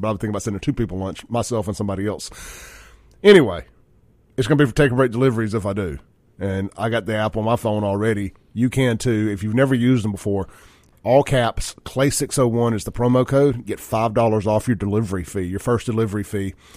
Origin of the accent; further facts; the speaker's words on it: Jackson, Mississippi, United States; I grew up with Chance in South Jackson.